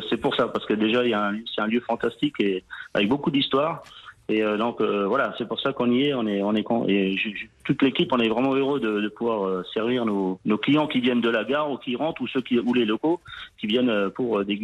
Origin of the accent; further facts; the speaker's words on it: Sarreguemines, Grand Est, France; Je suis né à Sarreguemines.